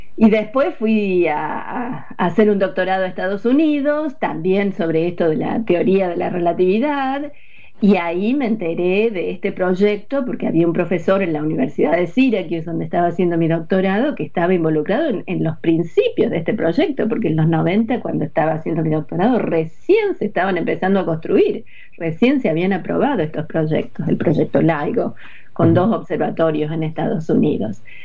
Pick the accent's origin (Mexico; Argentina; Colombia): Argentina; Córdoba; now in United States; Yo nací en Córdoba, crecí en Córdoba, en la ciudad de Córdoba